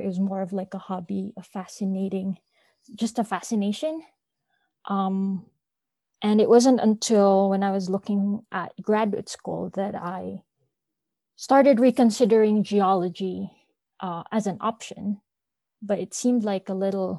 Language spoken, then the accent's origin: English; Philippines; I'm from the Philippines